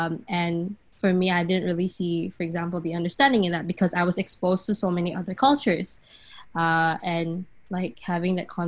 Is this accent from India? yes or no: no; Singapore; just because of how I was brought up in Singapore, because Singapore is a multicultural country, right?